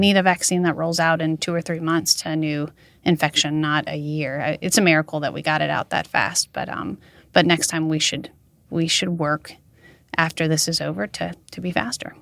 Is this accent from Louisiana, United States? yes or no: yes; Mamou, Louisiana, United States; born or raised there; now in Baton Rouge, United States